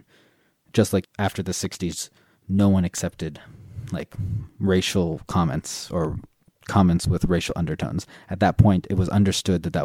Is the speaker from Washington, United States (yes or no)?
no; Southern California, United States; moved away as an adult; also born or lived in Korea / France; now in Ireland; I grew up in Southern California